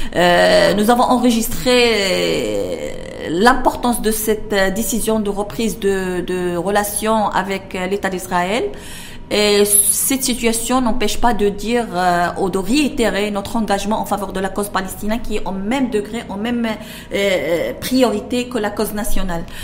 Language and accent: French; Tetouan, Tanger-Tetouan-Al Hoceima, Morocco; contribuer à la gestion de ma ville natale